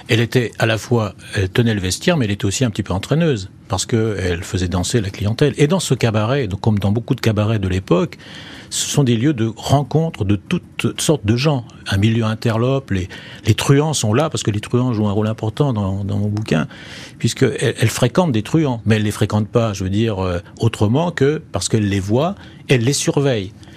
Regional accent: Perpignan, Occitania, France; also born or lived in Maisons-Alfort; à Perpignan, dont je viens des Pyrénées-Orientales, où j'habite en ce moment

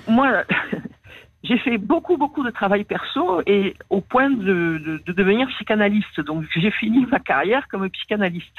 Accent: Marseille, Provence-Alpes-Côte d'Azur, France; accent: Marseille; moved away; also born or lived in Paris; je suis né à Marseille. J'ai passé la plus grande partie de ma vie à Marseille.

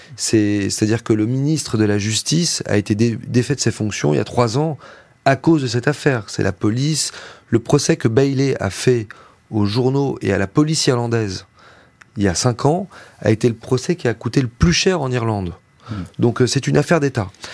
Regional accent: Lozère, Occitania, France; nous on est une famille de victimes, on vient de la Lozère

